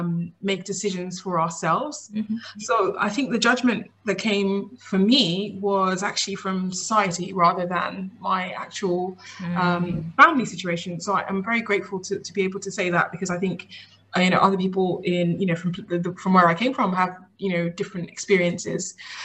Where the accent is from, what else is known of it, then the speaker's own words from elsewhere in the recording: Nigeria; I'm Nigerian British. Mm-hmm. And in our culture, obviously, it's a pretty traditional culture in Nigeria, where we came from, but there's always a kind of a big focus on education